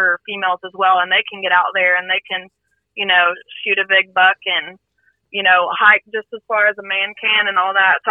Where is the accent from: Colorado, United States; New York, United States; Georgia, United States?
Georgia, United States; Cherokee County; now in Acworth, United States; I'm from Cherokee County. Basically lived there my whole life.